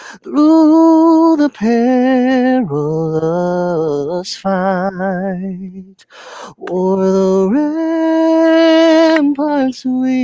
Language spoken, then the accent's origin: English; Canada; I'm Canadian